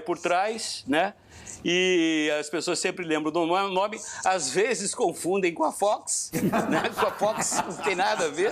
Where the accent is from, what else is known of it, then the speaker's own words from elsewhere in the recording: Curitiba, Paraná, Brazil; lá da Curitiba, onde eu fui, onde nasci e fui criado